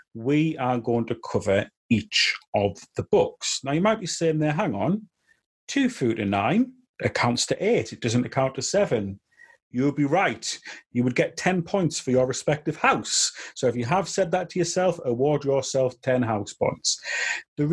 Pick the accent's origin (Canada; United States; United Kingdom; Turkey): United Kingdom; me and Tilly, both being British